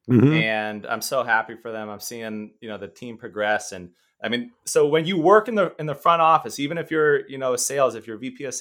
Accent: Bay Area, California, United States; also born or lived in Mount Kisco, New York; Growing up in the Bay Area. So when I left New York, my parents moved to Northern California with me

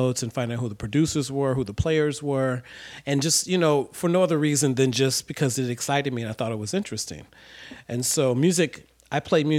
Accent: Ohio, United States; since I grew up in Ohio

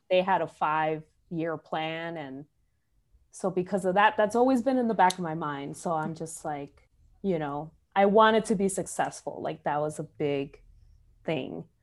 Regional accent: Chicago, Illinois, United States; growing up in Chicago

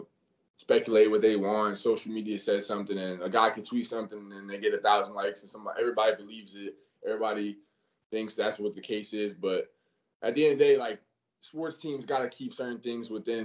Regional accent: Florida, United States; representing my home state where I'm from, you know, I always have that extra chip because I'm playing with that Florida jersey on, because this is where I'm from

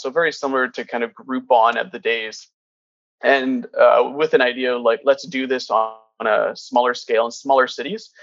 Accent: Kitimat, British Columbia, Canada; my family's from portugal but I grew up in Kitimat in northern BC

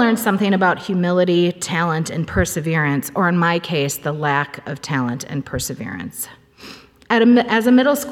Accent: Cambridge, Minnesota, United States; I grew up in Cambridge, Minnesota, attending the First Baptist Church there

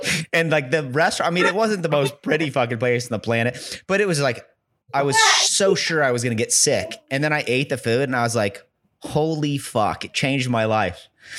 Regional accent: Kearney, United States; I grew up in Kearney

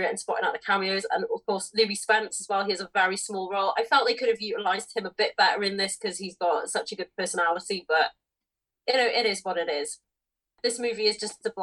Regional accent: United Kingdom; with us both being British

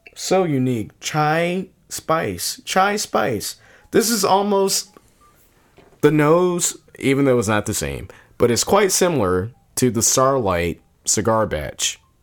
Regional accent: Virginia, United States; now in Milwaukee, United States; growing up in Virginia

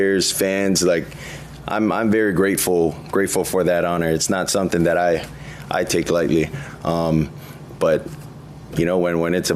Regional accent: Hawaii, United States; moved away as an adult; now in Miami, United States; I'm Samoan. I grew up in Hawaii

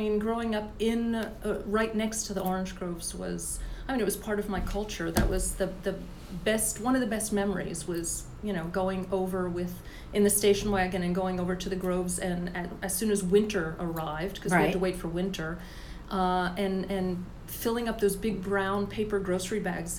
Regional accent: Florida, United States; I grew up in Florida.

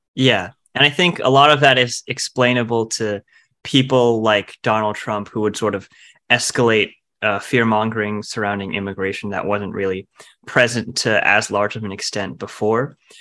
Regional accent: New Jersey, United States; I'm also from New Jersey

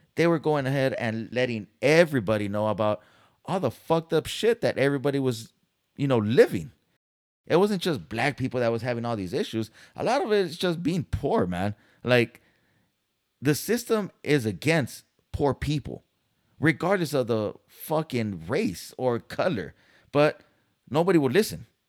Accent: San Diego, California, United States; moved away as an adult; now in Dallas, United States; I'm from Cali, San Diego, born and raised

